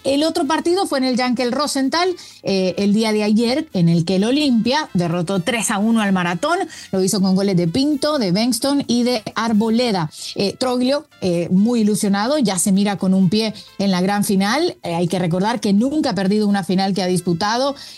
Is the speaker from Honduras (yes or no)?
yes; Honduras; como una hondureña